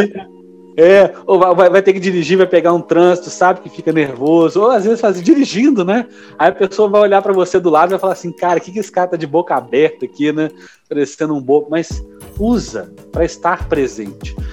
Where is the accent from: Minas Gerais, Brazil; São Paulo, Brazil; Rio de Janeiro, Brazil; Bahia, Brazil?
Minas Gerais, Brazil; como mineiro